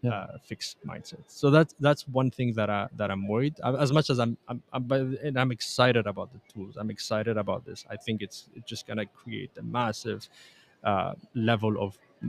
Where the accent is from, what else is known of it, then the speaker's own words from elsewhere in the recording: Tunisia; also born or lived in Canada; Just because I'm Tunisian Canadian, I can see that.